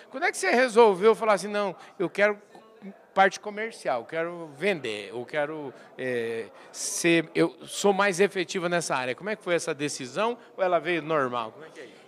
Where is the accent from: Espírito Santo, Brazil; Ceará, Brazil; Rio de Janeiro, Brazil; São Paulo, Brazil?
São Paulo, Brazil; Porangaba; minha cidade, Porangaba